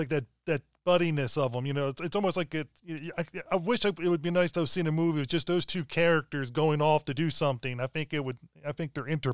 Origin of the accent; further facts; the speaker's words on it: East Coast, United States; I'm from the East Coast.